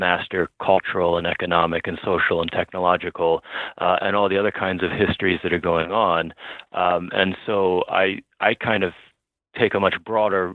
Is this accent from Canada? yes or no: no; Baltimore, Maryland, United States; I'm from Baltimore, but my wife is from Long Island.